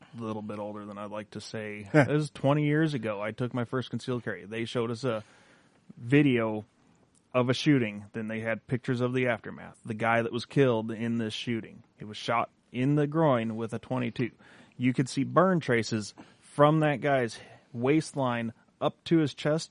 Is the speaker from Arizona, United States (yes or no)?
yes; Arizona, United States; moved away as an adult; also born or lived in central Minnesota; now in Minnesota, United States; I'm from Arizona.